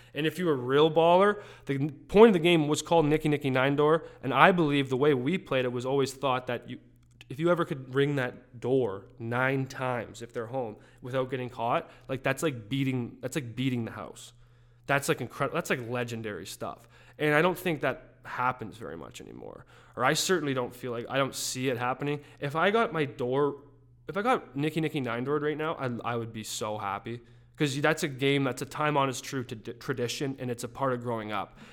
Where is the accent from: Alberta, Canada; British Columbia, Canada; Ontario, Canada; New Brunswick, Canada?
Alberta, Canada; Calgary; moved away; I grew up in the Saint Andrews Heights region of Calgary